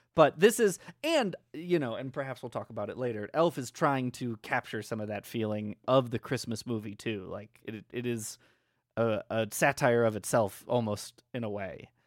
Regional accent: Midwest, United States; I'm from the Midwest

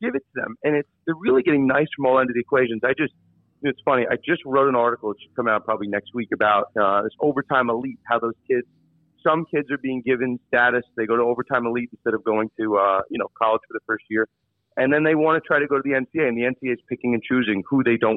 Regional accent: New York, United States; I'm from New York

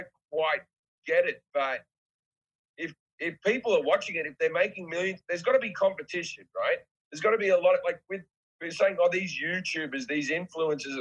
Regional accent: Australia; I'm just Australian.

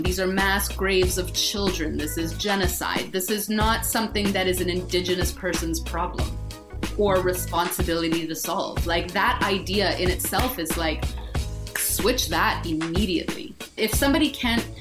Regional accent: Winnipeg, Manitoba, Canada; moved away as an adult; also born or lived in Toronto / New York / Los Angeles; growing up in Winnipeg, we had the Royal Winnipeg Ballet.

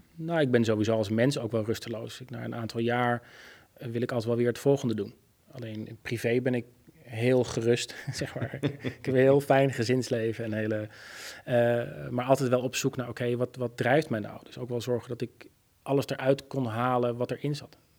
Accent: Oegstgeest, South Holland, Netherlands; ik ben opgegroeid in Oesgeest

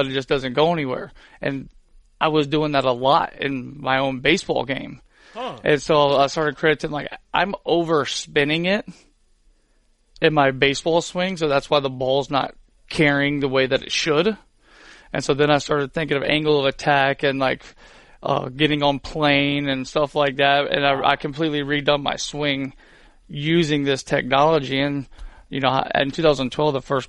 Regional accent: Pensacola, Florida, United States; I grew up in Pensacola.

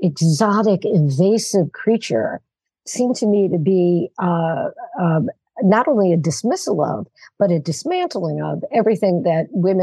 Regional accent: New York City, New York, United States; I am originally from Brooklyn on Long Island.

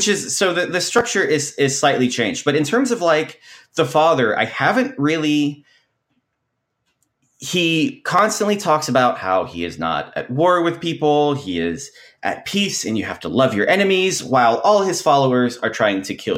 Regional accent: Kentucky, United States; I grew up in Kentucky

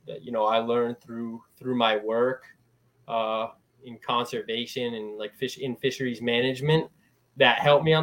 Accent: Eastern Connecticut, United States; also born or lived in Rhode Island; I'm from Eastern Connecticut.

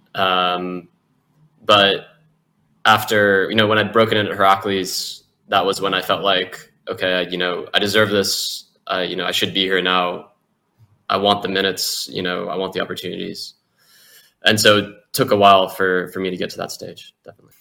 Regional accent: United States; moved away; also born or lived in Europe; being an American in Europe by yourself when you're young, a football player

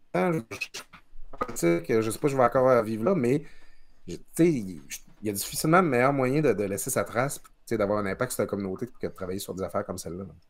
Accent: Quebec, Canada; now in Quebec City, Canada; je viens du Lac-Saint-Jean. Je, dis souvent, moi, mon père avait, avait l'usine du village

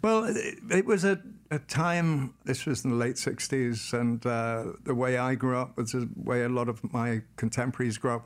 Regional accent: Carmel, Wales, United Kingdom; Born and raised in North Wales, United Kingdom, in a small village called Carmel

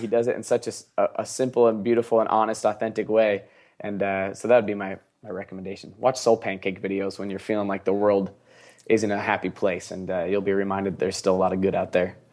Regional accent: Seattle, Washington, United States; I'm from Seattle.

